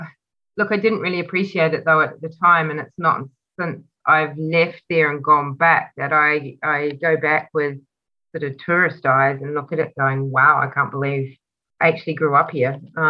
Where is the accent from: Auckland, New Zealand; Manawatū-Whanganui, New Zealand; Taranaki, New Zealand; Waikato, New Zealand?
Manawatū-Whanganui, New Zealand; Taihape; now in Caloundra, Australia; I'm originally from a little town called Taihape, which is in the north of New Zealand, in a central North Island.